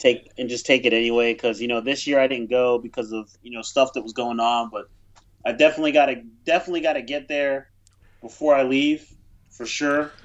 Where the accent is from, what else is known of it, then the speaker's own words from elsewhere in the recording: United States; as an American, you, you grow up in your country